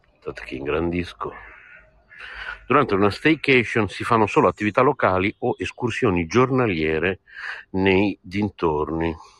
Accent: Bologna, Emilia-Romagna, Italy; da buon bolognese come me

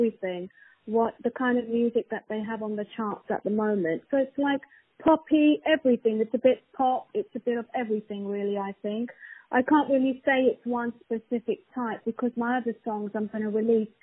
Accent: London, United Kingdom; I'm from London

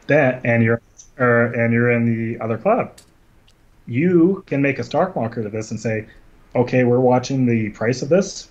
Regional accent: Scotland, United Kingdom; also born or lived in Vancouver / Calgary; now in Canada; I am Scottish

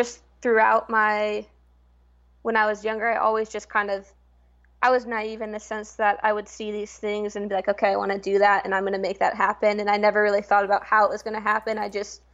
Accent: Portland, Oregon, United States; moved away as an adult; also born or lived in New Jersey; I am from Portland, Oregon, born and raised, grew up playing club

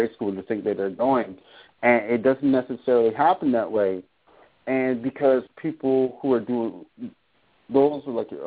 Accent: Boston, Massachusetts, United States; also born or lived in Caribbean / Barbados / Dallas / Houston; I am from Boston, grew up in New England. I'm originally from the Caribbean, so I'm a West Indian Black American

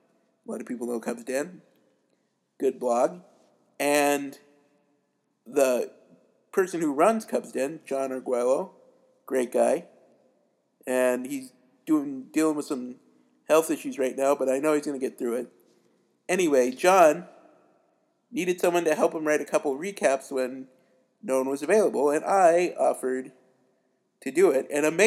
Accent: Billings, Montana, United States; I was born and raised in Billings, Montana.

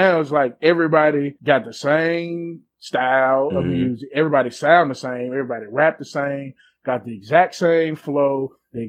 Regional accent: the South, Tennessee, United States; I'm from the South

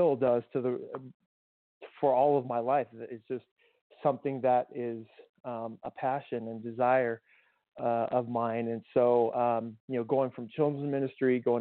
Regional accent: Tucson, Arizona, United States; moved away; I grew up in Tucson and native of Arizona

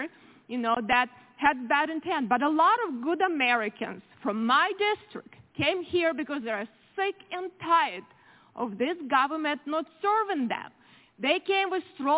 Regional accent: Ukraine; now in United States; I grew up in very similar country, Ukraine now

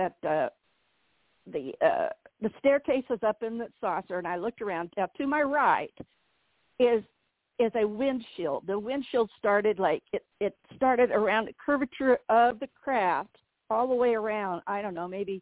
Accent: Southern Indiana, United States; moved away as an adult; I'm from Southern Indiana, so all my family was up here

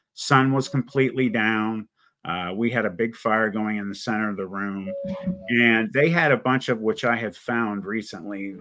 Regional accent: Youngstown, Ohio, United States; I was born in Youngstown, Ohio.

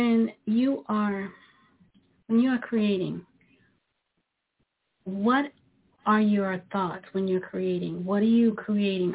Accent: New York City, New York, United States; I grew up in Brooklyn, New York

